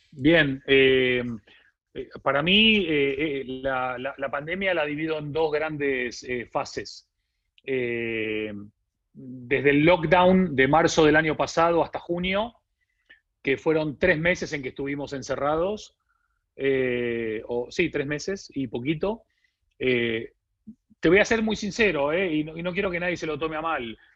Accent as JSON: {"language": "Spanish", "country": "Argentina", "tie": "born or raised there", "accent": "Argentine", "moved": "as an adult", "lives_now": "Spain", "said": "yo vengo de un país que es Argentina, como se habrán dado cuenta por mi acento, a pesar de que ya vivo 20 años en España, viví 30 en Argentina"}